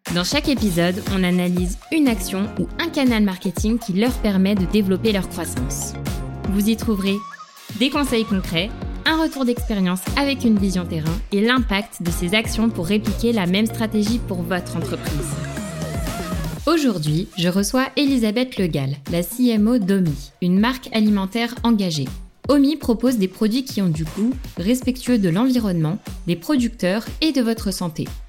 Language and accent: French; Lyon, Auvergne-Rhône-Alpes, France; je suis lyonnaise